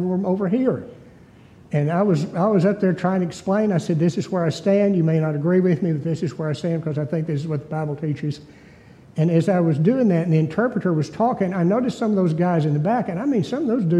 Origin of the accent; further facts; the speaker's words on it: East Texas, United States; I was a hick from East Texas